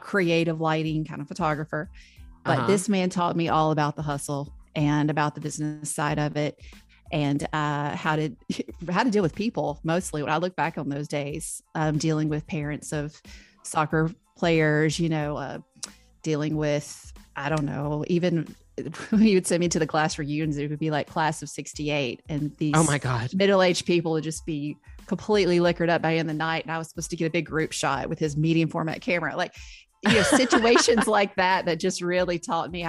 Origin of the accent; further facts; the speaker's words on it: Memphis, Tennessee, United States; now in Nashville, United States; I grew up in Memphis